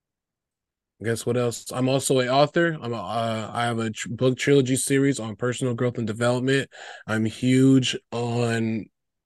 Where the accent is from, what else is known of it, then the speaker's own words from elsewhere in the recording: Chicago, Illinois, United States; also born or lived in Weslaco, Texas; I'm originally from South Texas, the Valley, Wessico, but I've been in the Chicagoland area since I've been like 5. So basically the last 20 some years.